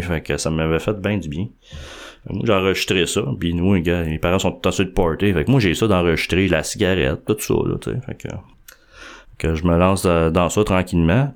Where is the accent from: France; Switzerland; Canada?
Canada; Montreal, Quebec; je suis né à Montréal. Dans le fond, quand j'étais tout jeune, je suis dans Montréal.